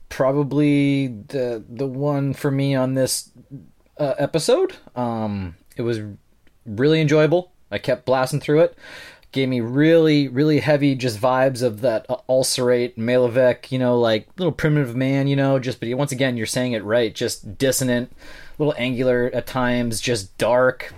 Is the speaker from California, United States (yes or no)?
no; North Dakota, United States; I'm from North Dakota